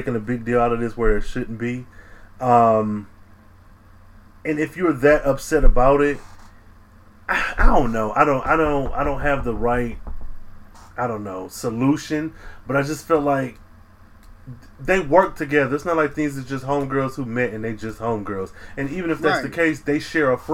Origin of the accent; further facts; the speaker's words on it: Michigan, United States; moved away as an adult; now in Dallas, United States; I am from Michigan. I am into adulthood. I moved to Dallas, Texas, 1,100 miles away. And I work with a girl who I went to elementary school